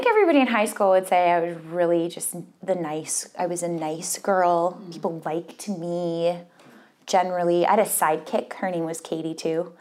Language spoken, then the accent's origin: English; Minnesota, United States; also born or lived in Wisconsin; I've lived in Minnesota my whole life, really, except for that college stint in Wisconsin